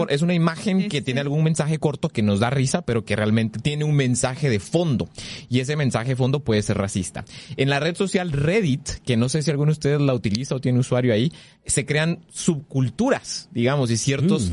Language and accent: Spanish; Guatemala; nosotros como guatemaltecos